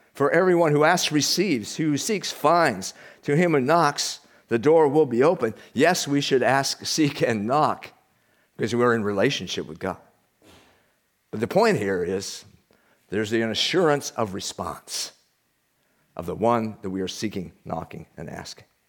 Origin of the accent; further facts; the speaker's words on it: United States; We're from the United States